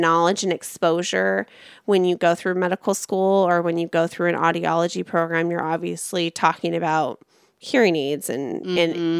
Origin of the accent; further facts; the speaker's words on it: Orange County, California, United States; I'm from Orange County.